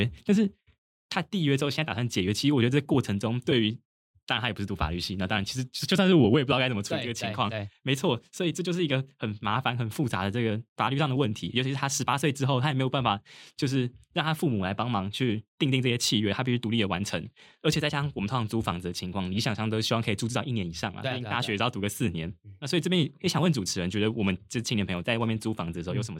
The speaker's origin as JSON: {"language": "Chinese", "region": "Taipei", "country": "Taiwan", "tie": "born or raised there", "said": "我自己是个人是比较幸运，因为我老家在台北，所以我其实还是住家里。"}